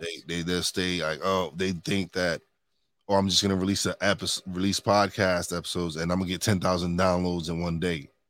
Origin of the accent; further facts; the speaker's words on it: New York City, New York, United States; moved away as an adult; now in Pocono Mountains, United States; I'm a Brooklyn boy. I was born and raised in New York City